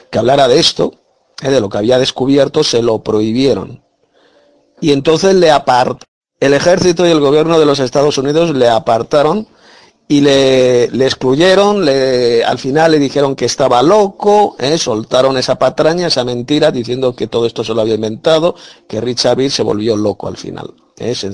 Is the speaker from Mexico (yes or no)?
no; Galicia, Spain; Soy abogada de Galicia, España.